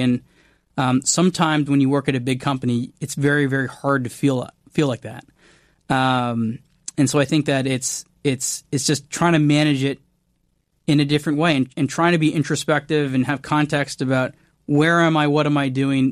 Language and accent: English; Canada; I'm Canadian